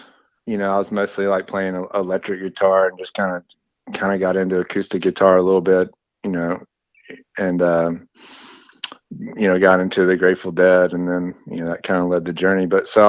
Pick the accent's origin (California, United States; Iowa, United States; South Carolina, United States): South Carolina, United States; Greenville; moved away as an adult; now in Asheville, United States; I actually grew up in Greenville, South Carolina, just, you know, about an hour and a half south of where I'm at now. But I've been in Asheville going on 20 years now, so it's definitely home at this point.